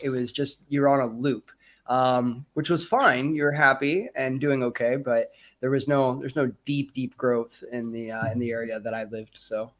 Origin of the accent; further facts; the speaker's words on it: Lake of the Ozarks, Missouri, United States; moved away as an adult; also born or lived in Kalamazoo, Michigan / Denver, Colorado; now in Thailand; I was born in Kalamazoo, Michigan, actually. But I moved out of there at a very young age, and spent most of my time in Missouri, actually, Lake of the Ozarks, Missouri. So I lived out in the woods and on farms and things like that.